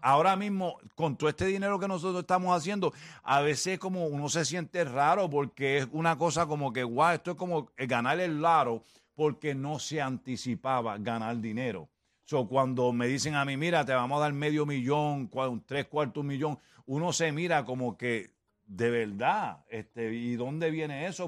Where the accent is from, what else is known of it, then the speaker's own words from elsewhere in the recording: Puerto Rico; como somos puertorriqueños